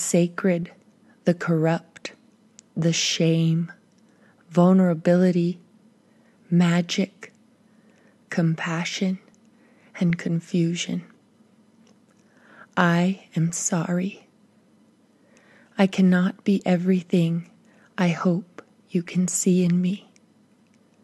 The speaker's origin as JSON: {"language": "English", "town": "Hana", "region": "Hawaii", "country": "United States", "tie": "born or raised there", "moved": "yes", "lives_now": "Glorieta, New Mexico, United States", "said": "I recognize the land and water in which I was born and which raised me a sacred space"}